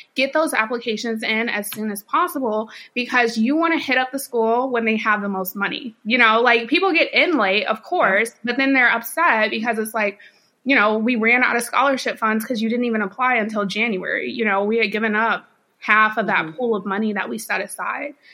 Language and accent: English; Champaign, Illinois, United States; moved away as an adult; also born or lived in North Carolina / St. Louis, Missouri; now in Dallas, United States; born and raised in Champaign, Illinois, actually. So I am a Northerner